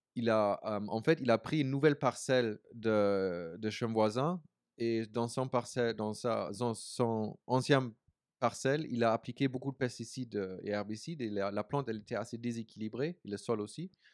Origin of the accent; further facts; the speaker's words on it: Berlin, Germany; French is a second language; moved away as an adult; also born or lived in New Zealand / United States; now in France; je viens de la ville, je viens de Berlin. Je suis né en Allemagne, à Berlin